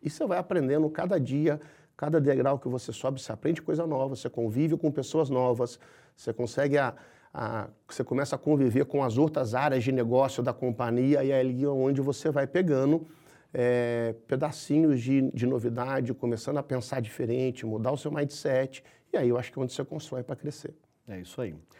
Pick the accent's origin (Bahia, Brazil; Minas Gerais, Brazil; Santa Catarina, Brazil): Minas Gerais, Brazil; como um bom mineiro, eu sou muito, eu sou muito próximo de gente